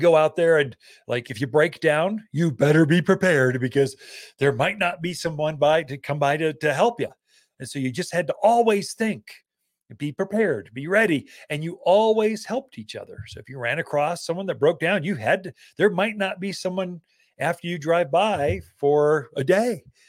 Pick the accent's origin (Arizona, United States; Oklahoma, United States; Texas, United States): Arizona, United States; Prescott; Now, I grew up in Prescott, Arizona. So this Central Highlands area.